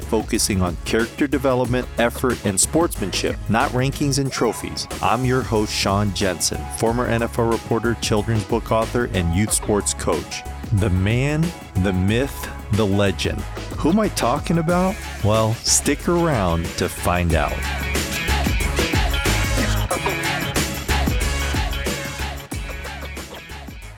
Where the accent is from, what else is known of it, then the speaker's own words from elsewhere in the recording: South Korea; now in Minnesota, United States; where I was born, South Korea